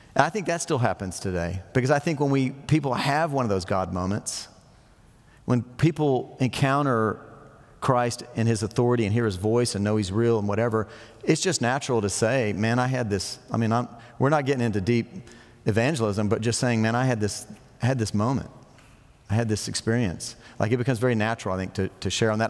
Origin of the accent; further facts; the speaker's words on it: United States; we're so American